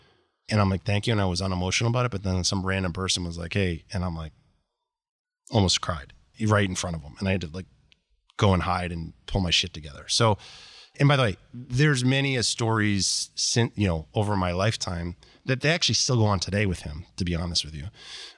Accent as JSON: {"language": "English", "town": "Boston", "region": "Massachusetts", "country": "United States", "tie": "born or raised there", "said": "I grew up in outside of Boston in a very affluent suburb of Boston, and life was amazing."}